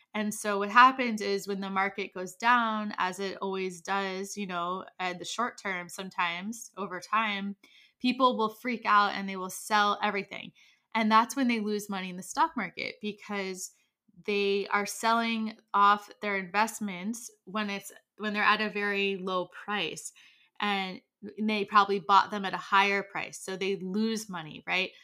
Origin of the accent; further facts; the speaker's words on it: United States; I am American